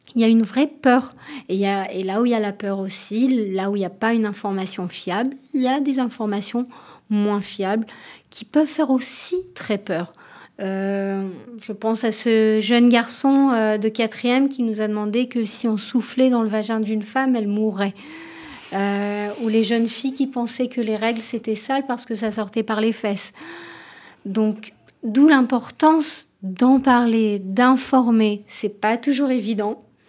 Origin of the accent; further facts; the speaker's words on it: Tel Aviv, Tel Aviv District, Israel; French is a second language; moved away as an adult; now in France; en France euh, depuis 4 ans, donc désolée si je fais des fautes de français à l'origine de Tel Aviv.